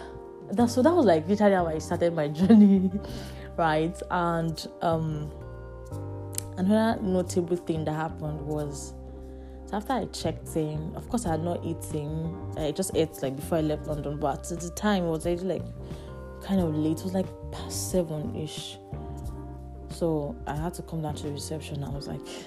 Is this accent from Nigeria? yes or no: yes; Nigeria; moved away as an adult; also born or lived in Lagos; now in Manchester, United Kingdom; a fellow Nigerian